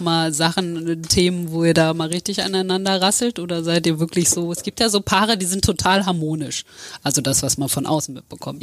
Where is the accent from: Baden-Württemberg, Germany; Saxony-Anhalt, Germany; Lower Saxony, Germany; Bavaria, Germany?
Lower Saxony, Germany; ich komme ja auch aus Niedersachsen